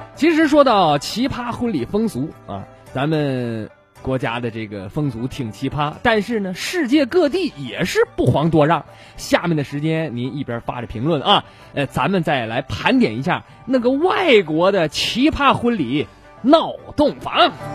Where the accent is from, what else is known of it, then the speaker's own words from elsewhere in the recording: Shenyang, Liaoning, China; 咱们沈阳这边北方这边